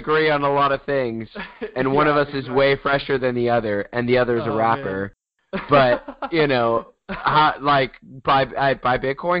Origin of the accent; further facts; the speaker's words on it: United States; we're American, by the way, if you're questioning.